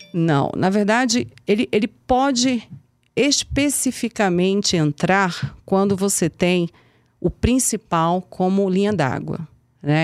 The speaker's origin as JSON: {"language": "Portuguese", "town": "Manaus", "region": "Amazonas", "country": "Brazil", "tie": "born or raised there", "also_born_or_lived": "Pernambuco", "said": "sou pernambucana, fui criada em Manaus"}